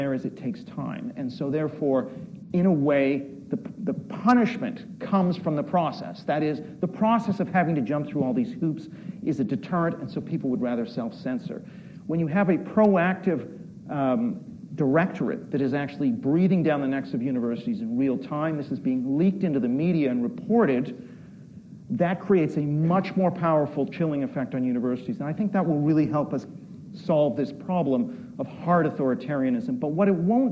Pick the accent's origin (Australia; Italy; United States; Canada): Canada; moved away as an adult; now in United Kingdom; I'm Canadian, by the way. I've lived in the UK for 25 years.